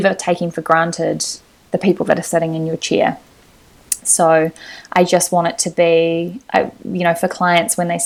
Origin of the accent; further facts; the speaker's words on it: Lower Hutt, Wellington, New Zealand; moved away as an adult; now in Auckland, New Zealand; I'm from Lower Hutt, so I would visit Wellington a lot to see my family